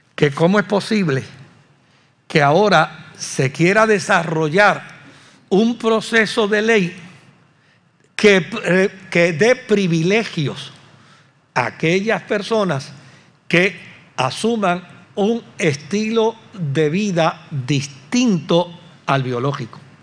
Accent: Puerto Rico; como puertorriqueños

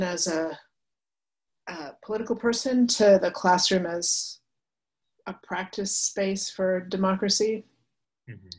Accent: Westchester County, suburbs of New York City, United States; I grew up in Westchester County

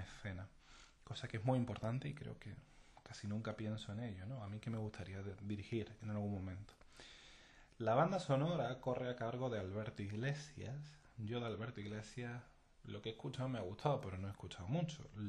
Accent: Spain; moved away as an adult; also born or lived in Las Cruces, New Mexico; now in United States; yo soy de España

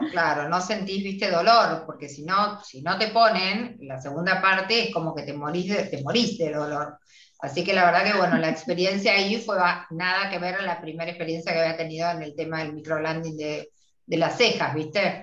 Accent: Argentina; somos las argentinas

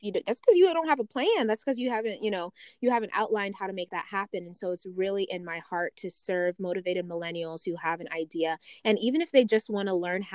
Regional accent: Las Vegas, Nevada, United States; also born or lived in Uganda; I actually was born in Uganda and I was raised in Las Vegas

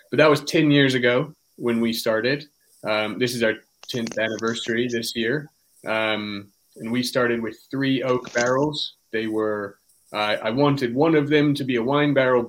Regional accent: California, United States; now in England, United Kingdom; I'm from California, and I live in England

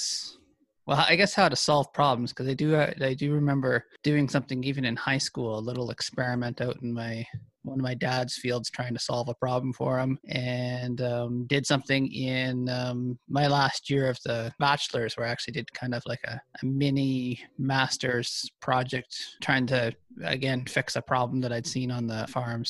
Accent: Ontario, Canada; moved away as an adult; also born or lived in Manitoba; now in Alberta, Canada; I grew up in Ontario on a corn and soybean farm

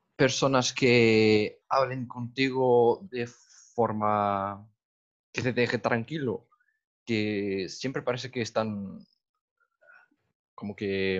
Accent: Madeira, Portugal; Spanish is a second language; Yo soy de Madera

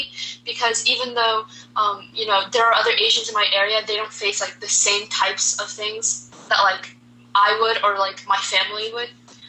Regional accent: Virginia, United States; and I'm from Virginia.

